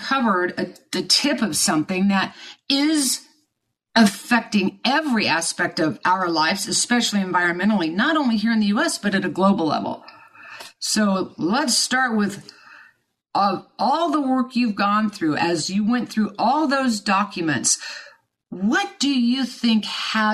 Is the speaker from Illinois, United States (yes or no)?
no; Kansas, United States; I was born and raised in Kansas